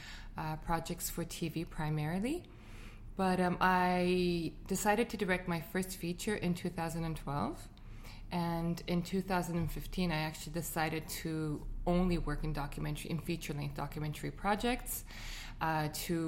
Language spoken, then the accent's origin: English; Beirut, Beirut Governorate, Lebanon; moved away as an adult; now in Montreal, Canada; I was born and raised in Lebanon